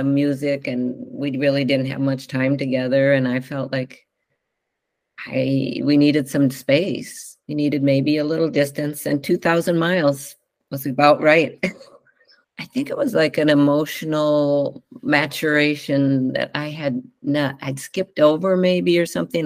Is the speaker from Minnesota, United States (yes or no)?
yes; Northfield, Minnesota, United States; moved away as an adult; also born or lived in Chicago, Illinois / Evanston, Illinois; now in Whidbey Island, United States; I grew up in the Midwest and a small town in Northfield, Minnesota